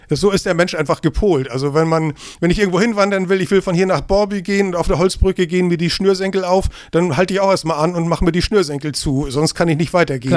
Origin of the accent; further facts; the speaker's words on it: Kiel, Schleswig-Holstein, Germany; moved away as an adult; now in Eckernförde, Germany; ich bin geborener Kieler. Ich bin in Kiel zur Schule gegangen, habe dort studiert